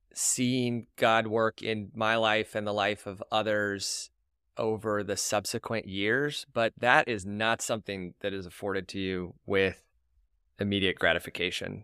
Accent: Tulsa, Oklahoma, United States; now in Houston, United States; I was born and raised in Tulsa, to two wonderful parents, Rodney and Linda.

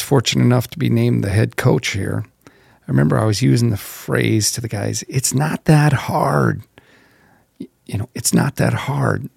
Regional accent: Zeeland, North Dakota, United States; I grew up in small town North Dakota, Zeeland, North Dakota, about 300 people.

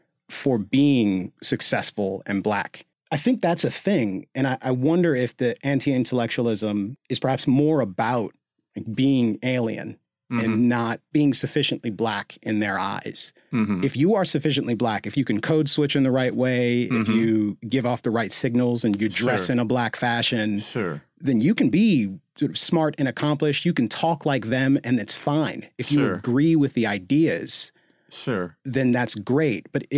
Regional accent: Gaithersburg, Maryland, United States; Like I grew up in Gaithersburg, Maryland, so fairly affluent suburb of Washington, D.C., middle class, but relatively affluent and diverse.

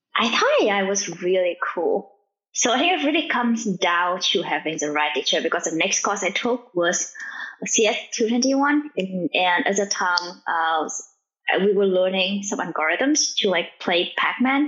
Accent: Vietnam; English is a second language; now in United States; I'm from Vietnam, and like my family doesn't speak English

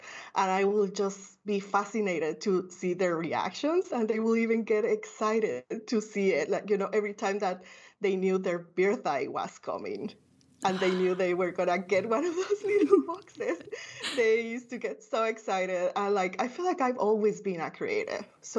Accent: Guatemala City, Guatemala Department, Guatemala; I grew up in Guatemala City, a third world country.

